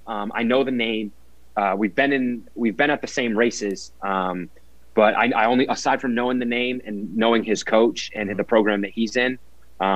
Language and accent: English; Boston, Massachusetts, United States; also born or lived in Oklahoma; I'm from Boston, Massachusetts.